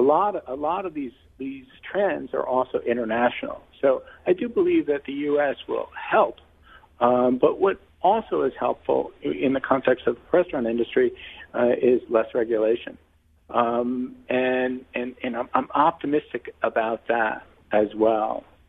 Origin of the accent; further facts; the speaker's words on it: New York, United States; I'm a New Yorker